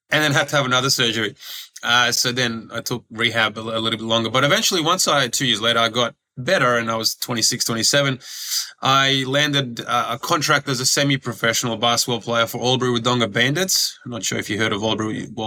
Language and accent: English; Croatia; born there; I ended up yeah going back to to where I was born in Croatia and playing professionally there because basketball is huge over there.